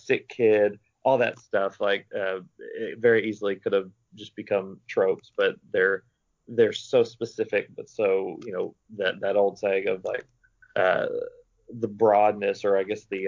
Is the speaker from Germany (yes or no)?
no; Arkansas, United States; I'm from Arkansas